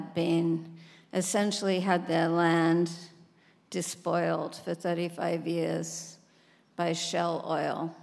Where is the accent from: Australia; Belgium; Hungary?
Australia; Sydney, New South Wales; my dad worked as a proofreader on the local paper in my hometown, Sydney, Australia.